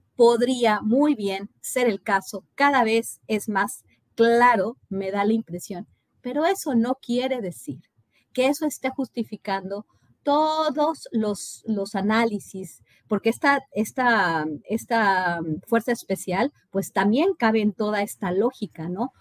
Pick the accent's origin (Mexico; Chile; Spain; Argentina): Mexico; moved away; nosotros como mexicanos